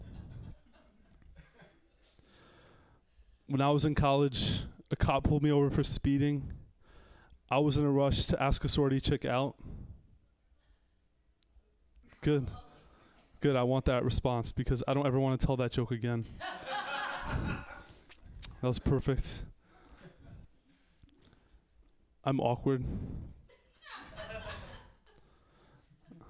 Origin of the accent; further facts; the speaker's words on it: Pakistan; moved away; also born or lived in Miami; the country I grew up in, everyone there was either an engineer, taxi driver, or background extra on Slumdog Millionaire. I'm Pakistani